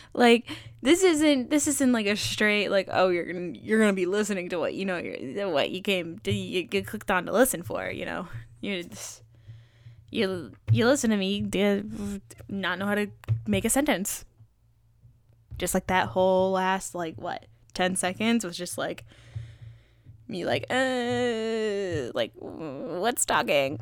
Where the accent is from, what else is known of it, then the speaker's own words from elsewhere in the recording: East Coast, United States; I'm from the East Coast